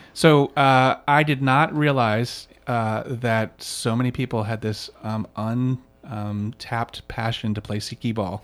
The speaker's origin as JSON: {"language": "English", "region": "East Coast", "country": "United States", "tie": "born or raised there", "moved": "as an adult", "lives_now": "Chicago, United States", "said": "I grew up on the East Coast, but, um, but I, I consider myself a Chicagoan now"}